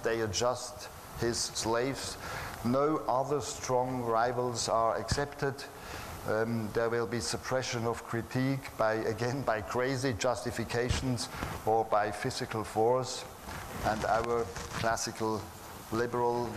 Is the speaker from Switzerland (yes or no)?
yes; Switzerland; I'm from Switzerland.